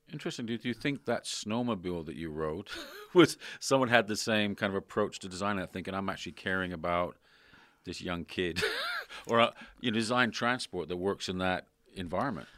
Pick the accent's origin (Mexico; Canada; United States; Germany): Canada; moved away as an adult; also born or lived in London; now in Sydney, Australia; I was brought up in Canada